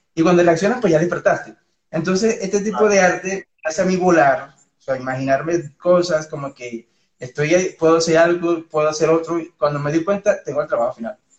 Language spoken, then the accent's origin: Spanish; Venezuela; moved away as an adult; now in Colombia; yo soy, bueno, de Venezuela